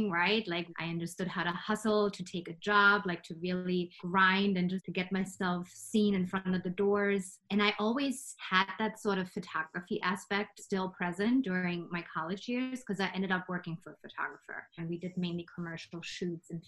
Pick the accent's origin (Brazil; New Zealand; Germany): Germany; English is a second language; moved away as an adult; also born or lived in Chicago, United States; now in New York, United States; I'm actually from Germany and I moved to New York, I guess when I was 19, right after high school in Germany